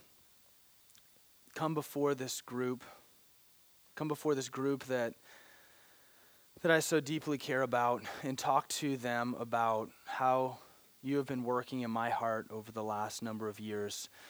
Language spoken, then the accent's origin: English; Branson, Missouri, United States; moved away; I grew up in Missouri, a little town called Branson, Missouri